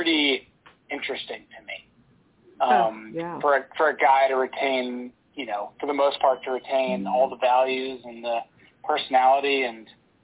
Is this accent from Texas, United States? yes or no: yes; Houston, Texas, United States; as a kid growing up in Houston, Texas